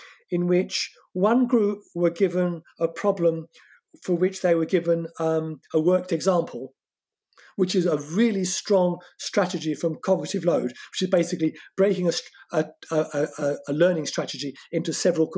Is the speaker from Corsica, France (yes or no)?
yes; Corsica, France; first language French; English is a second language; moved away; my home country, Corsica, a French colony.